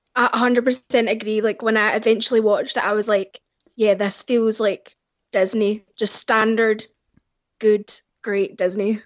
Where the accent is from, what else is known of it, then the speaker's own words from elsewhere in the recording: Glasgow, Scotland, United Kingdom; Yep, I'm from Glasgow in Scotland, um, and it's nice and cold and rainy here.